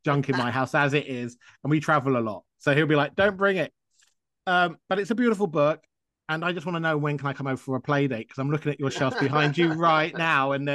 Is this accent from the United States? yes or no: no; England, United Kingdom; I grew up in England.